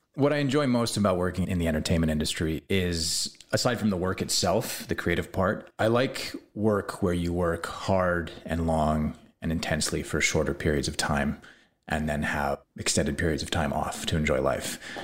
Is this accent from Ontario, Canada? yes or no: no; Salt Spring Island, British Columbia, Canada; also born or lived in California; living on Salt Spring Island now, where I grew up